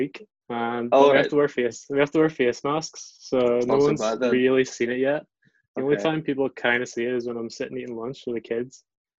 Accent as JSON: {"language": "English", "town": "Glengormley", "region": "Northern Ireland", "country": "United Kingdom", "also_born_or_lived": "England / China", "moved": "as an adult", "lives_now": "Japan", "said": "I am from Glengormley."}